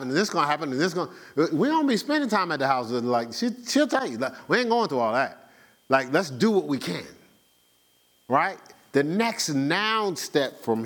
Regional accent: Newark, New Jersey, United States; moved away; growing up in Newark

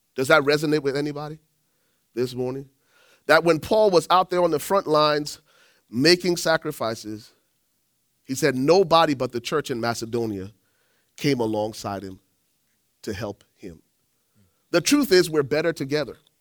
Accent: Liberia; moved away; I'm from Liberia

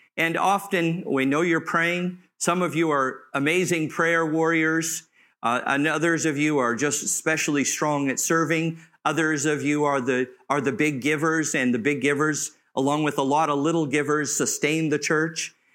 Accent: Southern California, United States; I grew up in Southern California near the beach

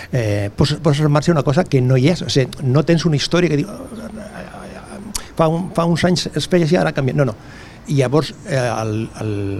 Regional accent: Sabadell, Catalonia, Spain; del barri de la Concòrdia, que és del costat, que és el meu barri de tota la vida

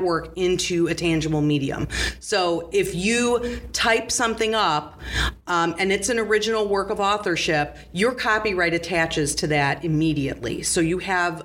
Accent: right outside Gary, Indiana, United States; I grew up right outside Gary, Indiana.

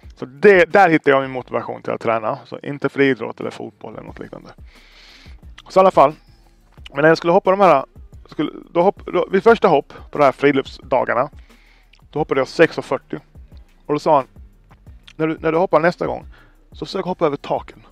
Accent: Sweden; jag är född i Sverige

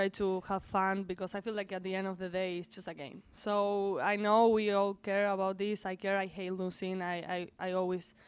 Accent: Argentina; now in United States; I'm from Argentina.

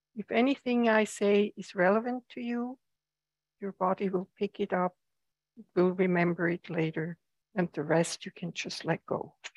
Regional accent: Switzerland; now in United States; I come from Switzerland where the seasons are very pronounced or have been very pronounced

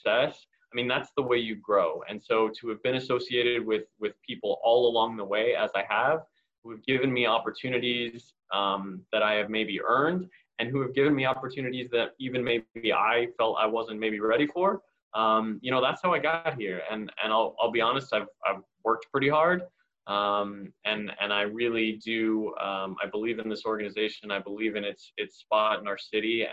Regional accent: Phoenix, Arizona, United States; born and raised in Phoenix and a lifelong Suns fan

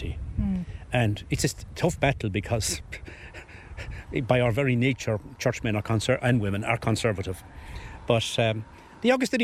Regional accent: the Glen, Munster, Ireland; Growing up in the Glen

